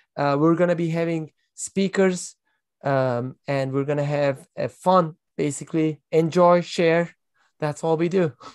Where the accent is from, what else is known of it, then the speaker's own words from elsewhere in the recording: Turkey; I am from Turkey. I live in Istanbul